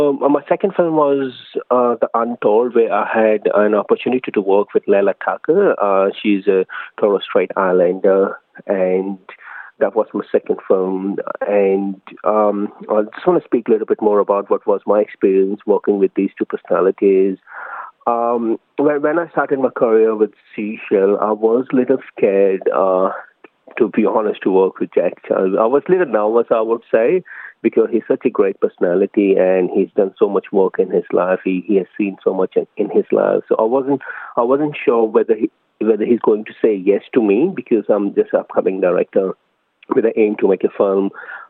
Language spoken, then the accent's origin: English; New Delhi, Delhi, India; now in Melbourne, Australia; I'm an Indian origin film director based in Melbourne. I migrated to Australia in 2012 from India, New Delhi